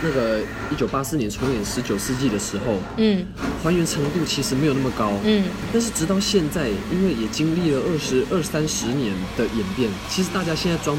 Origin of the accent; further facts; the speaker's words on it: Taichung, Taiwan; 我从庆记市来到台北。庆记是闽南话当中的子弹，因为这在讽刺咱们台中之前常常找到非常大量的子弹。